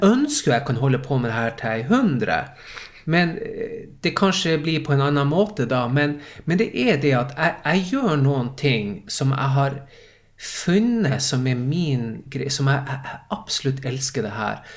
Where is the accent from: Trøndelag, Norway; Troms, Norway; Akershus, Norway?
Troms, Norway; Tromsø; accent: Tromsø dialect; moved away as an adult; also born or lived in Stockholm, Sweden; now in Sweden; jeg er Tromsø-gutt